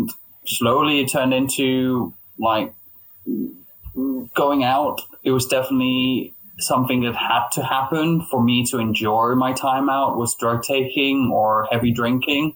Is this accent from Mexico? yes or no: no; Denmark; moved away as an adult; now in London, United Kingdom; I'm originally from Denmark, hence the name …